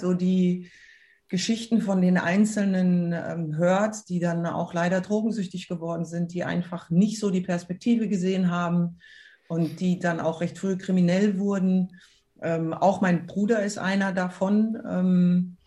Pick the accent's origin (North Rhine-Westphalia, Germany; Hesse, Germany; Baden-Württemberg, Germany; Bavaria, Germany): Hesse, Germany; Frankfurt; Frankfurt äh, war immer meine Heimat und da bin ich groß geworden